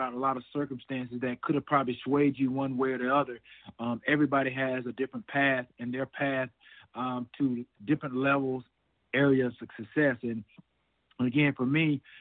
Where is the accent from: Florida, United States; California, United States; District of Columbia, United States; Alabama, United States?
Alabama, United States; Alexander City; moved away as an adult; also born or lived in Chattanooga, Tennessee / Atlanta, Georgia; growing up in the South, going to church on Sundays